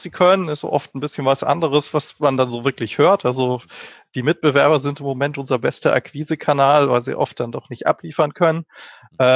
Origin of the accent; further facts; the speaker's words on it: Berlin, Germany; ich komme aus Berlin, äh, dem wunderbaren Deutschland.